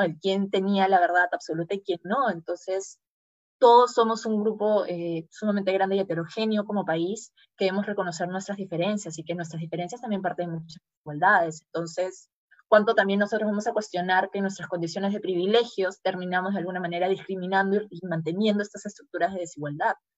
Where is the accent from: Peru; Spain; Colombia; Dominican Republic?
Peru; en una sociedad como la peruana